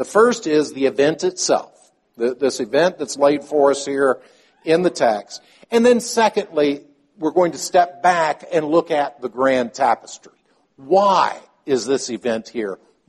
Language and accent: English; Palestine; Many of you know that I grew up in Palestine. My father was a medical missionary to the Arabic community there.